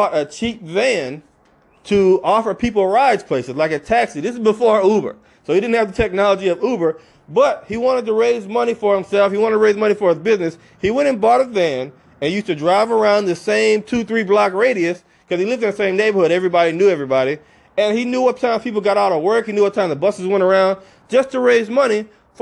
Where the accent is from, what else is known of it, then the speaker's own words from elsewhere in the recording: Alabama, United States; he's from the South like I am. I'm originally from Alabama